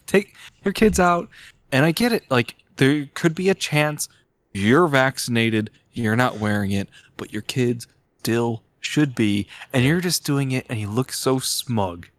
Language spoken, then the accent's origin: English; Illinois, United States; moved away; I'm from Illinois